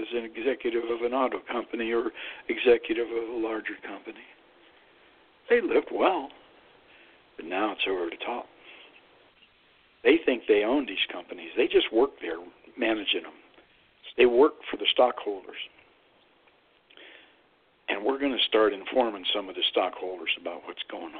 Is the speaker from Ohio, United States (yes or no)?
yes; Youngstown, Ohio, United States; I grew up in Youngstown, Ohio, about 4 miles from Lordstown.